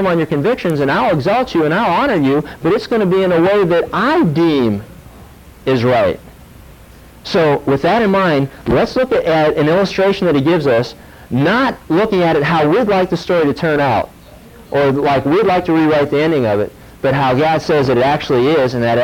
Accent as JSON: {"language": "English", "town": "Pittsburgh", "region": "Pennsylvania", "country": "United States", "tie": "born or raised there", "said": "I grew up in Pittsburgh"}